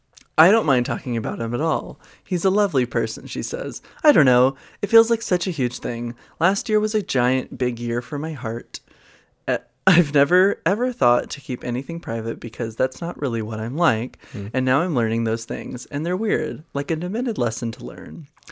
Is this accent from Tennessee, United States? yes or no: no; Massachusetts, United States; What's the same about us is not just that we're from Massachusetts, which was such a delight.